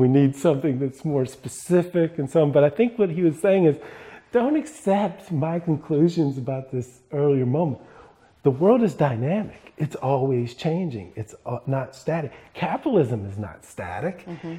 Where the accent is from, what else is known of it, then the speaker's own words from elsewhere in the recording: Mississippi, United States; moved away as an adult; also born or lived in California; I grew up in Mississippi